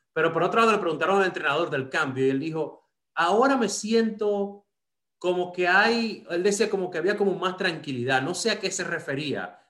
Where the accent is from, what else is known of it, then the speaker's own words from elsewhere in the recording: Dominican Republic; moved away; me crié en República Dominicana